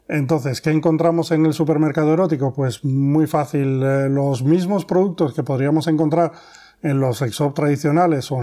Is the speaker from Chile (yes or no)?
no; France; now in Spain; nosotros eh, venimos de Francia y veníamos ya con una experiencia en este sector de actividad y aquí en España